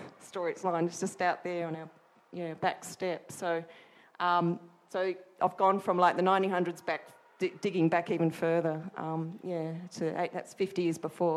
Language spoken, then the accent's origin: English; Adelaide, South Australia, Australia; growing up in Adelaide